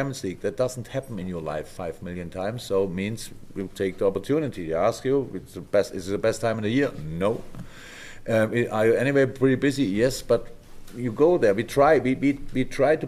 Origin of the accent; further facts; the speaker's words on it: Germany; moved away; I'm from Germany.